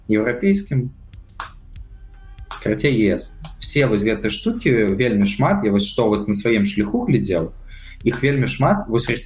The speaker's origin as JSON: {"language": "Belarusian", "country": "Belarus", "tie": "born or raised there", "said": "Але паколькі я нарадзіўся в Беларусі, гэта земля мяне ўзрасціла, таму"}